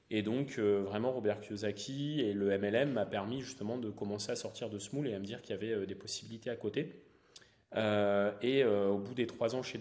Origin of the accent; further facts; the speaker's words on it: northern France, France; j'ai 32 ans. je suis originaire du nord de la France.